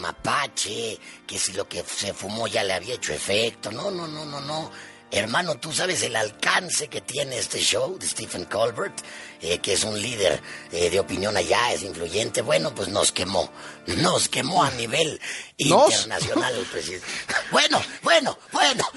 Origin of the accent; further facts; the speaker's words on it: Mexico